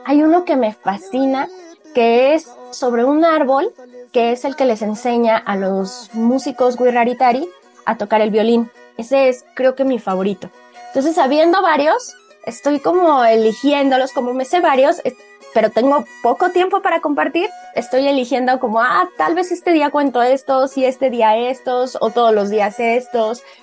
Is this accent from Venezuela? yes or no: no; Mexico; todos somos mexicanos